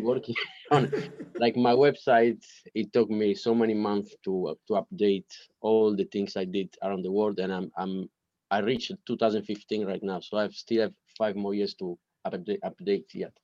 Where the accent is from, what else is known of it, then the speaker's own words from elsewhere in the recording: Italy; English is a second language; moved away as an adult; now in London, United Kingdom; when I was in, in, Italy, I didn't speak English before